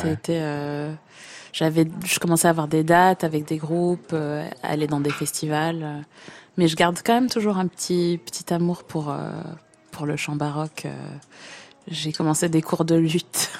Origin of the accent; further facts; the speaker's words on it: United States; moved away; also born or lived in Aix-en-Provence; je suis américaine